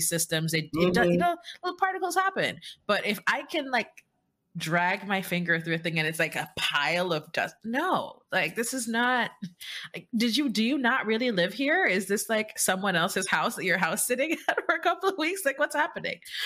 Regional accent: Jamaica; moved away as an adult; now in United States; I'm Jamaican

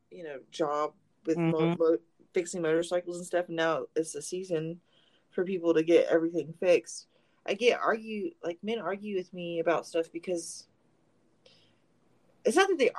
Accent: Fort Worth, Texas, United States; We're spiritual bitches from Fort Worth

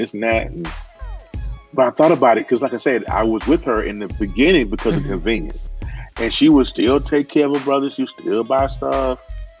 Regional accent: the South, United States; I'm from the South, man.

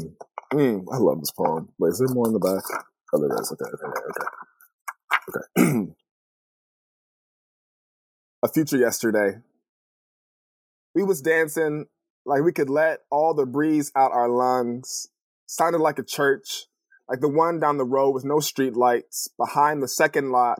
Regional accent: California, United States; moved away as an adult; also born or lived in Los Angeles, California / Connecticut / Boston / Detroit; now in Portland, United States; So I grew up in California.

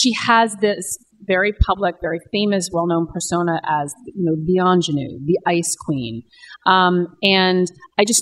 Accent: California, United States; moved away; I'm from California, my parents and brother now live in Southern California

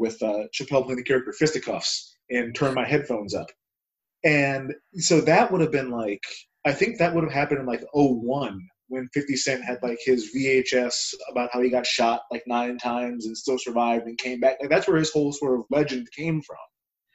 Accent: California, United States; moved away; I'm from California originally

